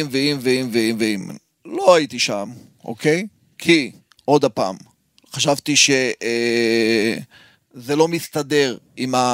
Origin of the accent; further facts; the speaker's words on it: Haifa, Haifa District, Israel; אני גדלתי שם, אני גדלתי שם